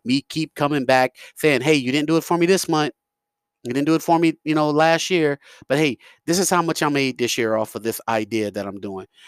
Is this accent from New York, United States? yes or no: yes; New York, United States; I'm from New York